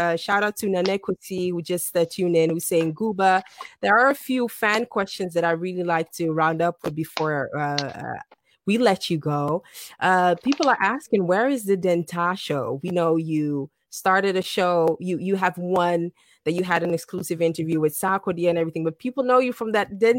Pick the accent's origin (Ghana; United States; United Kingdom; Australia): Ghana; You know, I'm from Ghana, I'm wearing my this, I'm wearing my that.